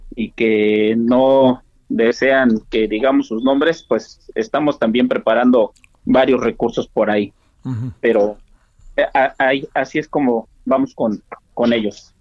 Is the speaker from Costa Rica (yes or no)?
no; Mexico; como mexicanos